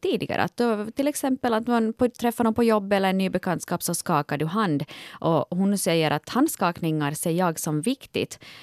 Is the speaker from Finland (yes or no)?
yes; Ostrobothnia, Finland; Jag är ju från Österbotten